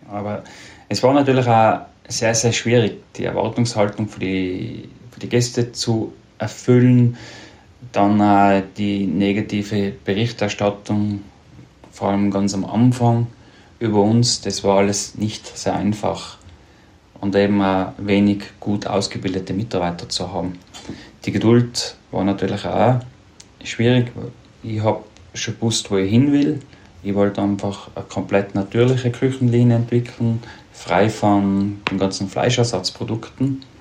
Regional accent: Tyrol, Austria; wenn ich als Tiroler dickes Fell habe, ist mir sehr vieles dann doch sehr nahe gegangen.

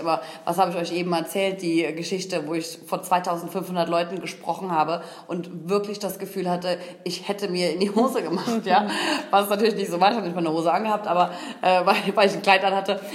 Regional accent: Koblenz, Rhineland-Palatinate, Germany; gebürtig aus Koblenz

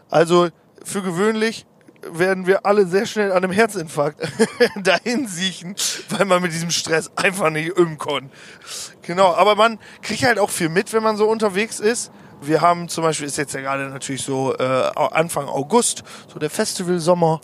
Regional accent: Osnabrück, Lower Saxony, Germany; wir kommen aus Osnabrück

